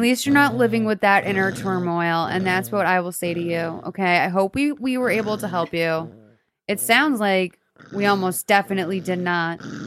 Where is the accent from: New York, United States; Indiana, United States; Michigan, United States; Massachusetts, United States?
Massachusetts, United States; Lexington; I'm from Lexington, Massachusetts